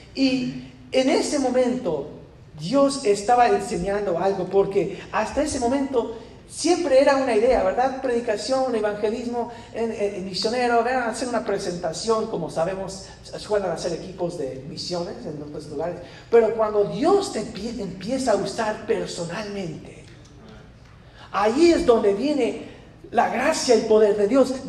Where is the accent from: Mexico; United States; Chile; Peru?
United States; yo soy americano, yo soy bien güero